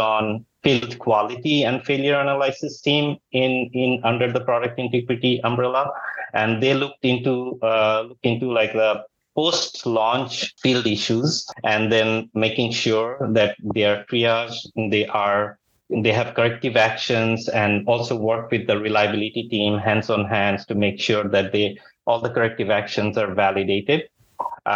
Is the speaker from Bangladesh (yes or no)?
yes; Bangladesh; moved away as an adult; also born or lived in Texas, United States / Silicon Valley, United States; now in United States; Originally, I'm from Bangladesh, but like last almost 19 years, I'm in the United States.